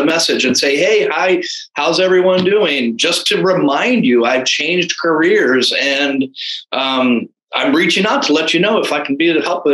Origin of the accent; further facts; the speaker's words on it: Anne Arundel County, Maryland, United States; moved away as an adult; also born or lived in Texas; I was born and raised in Anne Arundel County